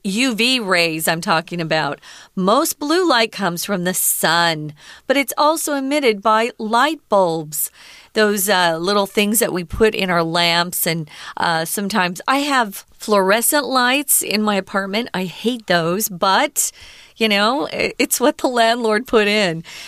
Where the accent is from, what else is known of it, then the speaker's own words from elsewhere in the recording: Arizona, United States; moved away as an adult; now in Taiwan; I grew up in Arizona. We have strong sun